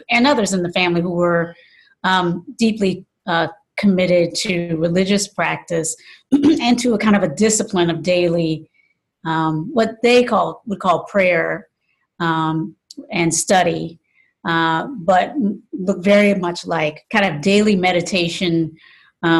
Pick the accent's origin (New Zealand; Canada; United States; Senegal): United States; the South; moved away as an adult; also born or lived in North Carolina / Virginia; now in San Francisco, United States; I grew up in the South